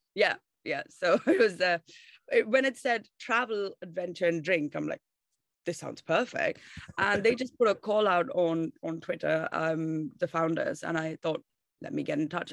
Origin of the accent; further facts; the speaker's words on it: Bangalore, Karnataka, India; moved away as an adult; now in London, United Kingdom; I'm from India and South India, uh, Bangalore is the city that I was born and raised